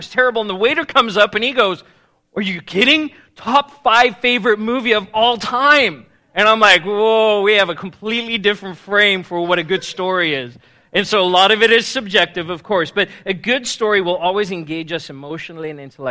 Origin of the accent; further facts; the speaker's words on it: South Africa; moved away as an adult; now in United States; I was born and raised in South Africa, and I moved to the States when I was 18 years old.